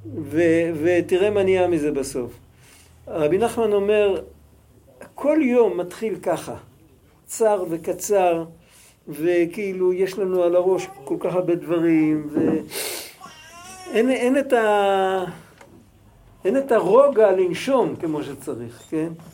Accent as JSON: {"language": "Hebrew", "country": "Israel", "said": "אנחנו ישראלים, אנחנו דוברי עברית"}